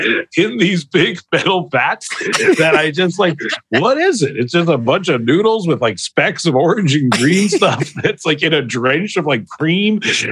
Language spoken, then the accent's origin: English; Vancouver, British Columbia, Canada; I'm from Vancouver, British Columbia, where, you know, I don't know, like I'd say if health food had a tip of a spear, it was probably somewhere around there. And yeah, I grew up eating a lot of fresh vegetables.